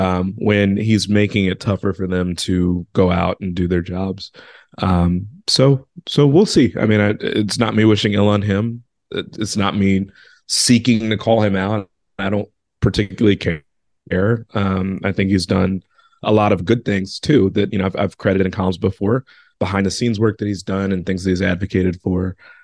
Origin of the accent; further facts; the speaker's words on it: Chicago, Illinois, United States; You know, I grew up and lived in Chicago during a time where the Bulls had, you know, Derrick Rose for a lot of those years